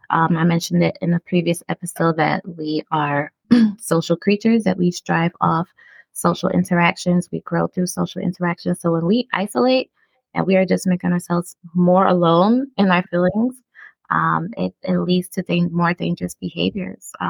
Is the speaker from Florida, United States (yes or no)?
no; Brooklyn, New York, United States; accent: Brooklyn; I started watering down my um my Brooklyn accent because I got tired of people talking about it. I got tired of it being a yeah. conversation. I got tired of like, oh, you're from New York